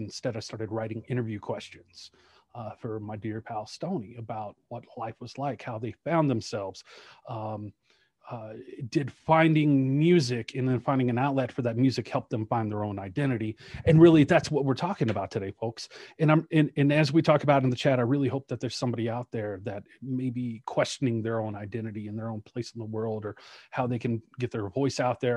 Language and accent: English; Shreveport, Louisiana, United States; also born or lived in Colorado Springs, Colorado; now in Denver, United States; I was a white kid growing up in Shreveport, Louisiana